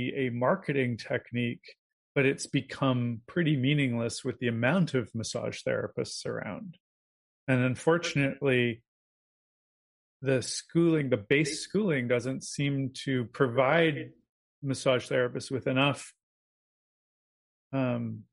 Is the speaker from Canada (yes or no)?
yes; Canada; As a Canadian